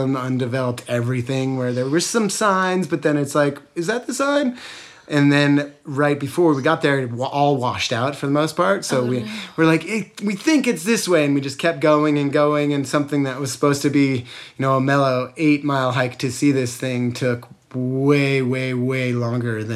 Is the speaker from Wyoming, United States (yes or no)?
yes; Jackson, Wyoming, United States; I'm from Jackson, where we have the Tetons as a reference